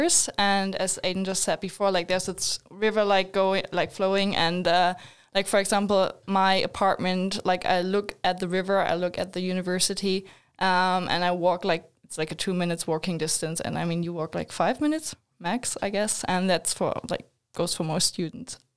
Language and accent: English; Germany; moved away as an adult; now in Sweden; I'm also German